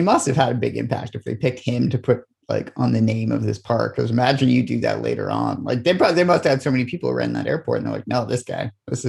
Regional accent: Toronto, Ontario, Canada; now in Vancouver, Canada; like I grew up in Toronto

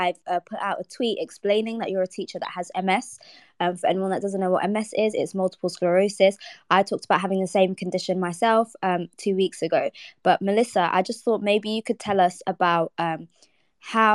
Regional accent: London, United Kingdom; I grew up in Ealing Broadway

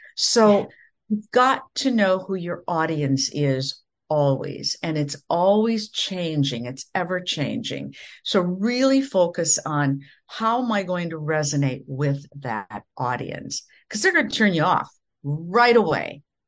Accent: Minnesota, United States; now in Florida, United States; I come from the Midwest in the United States, from the state of Minnesota, and I grew up in the prairies, kind of in the middle of nowhere

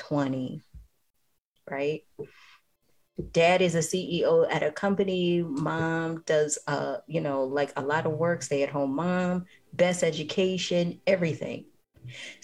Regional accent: New York City, New York, United States; I grew up in the Bronx, in New York

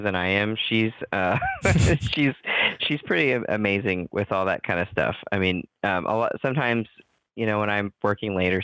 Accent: Kansas, United States; I grew up in Kansas

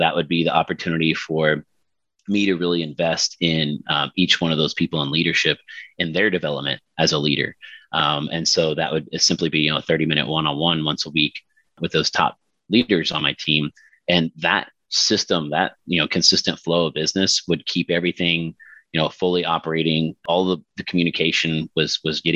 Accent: Houston, Texas, United States; moved away as an adult; also born or lived in Kansas; now in San Diego, United States; Moved to Texas when I was in first grade, so then I got to get used to the heat and the humidity of the Houston area

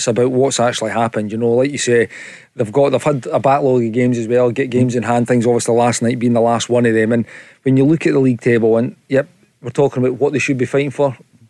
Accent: Musselburgh, Scotland, United Kingdom; I'm Musselburgh.

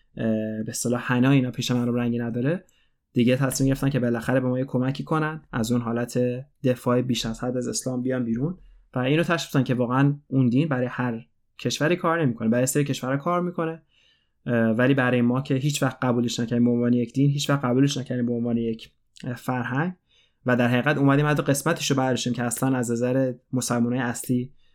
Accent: Iran; moved away; من از ایران اومدم و من بزرگ شدن در ایران برای خود من یه فاجعه بود

